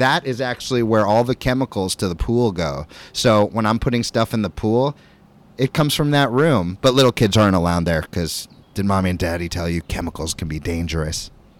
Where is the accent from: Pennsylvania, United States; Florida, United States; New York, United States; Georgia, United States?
Florida, United States; moved away; I'm from Florida. I used to live there.